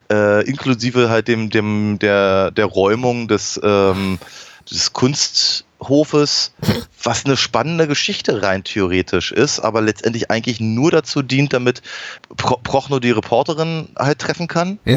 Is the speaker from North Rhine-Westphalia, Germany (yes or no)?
no; Berlin, Germany; Also das sind, das sind natürlich schon so Sachen, die einem halt als Berliner auch durchaus auffallen